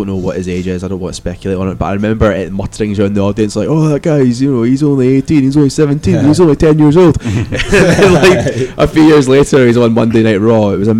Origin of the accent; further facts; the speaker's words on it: Scotland, United Kingdom; as a Scotsman